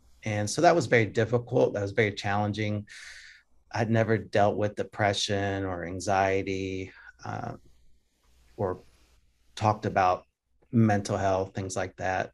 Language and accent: English; Jackson, Tennessee, United States; accent: Southern; also born or lived in Germany; we moved to Jackson, Tennessee, and kind of grew up around Jackson and suburbs of Jackson. And it's kind of where I grew up. That was kind of my hometown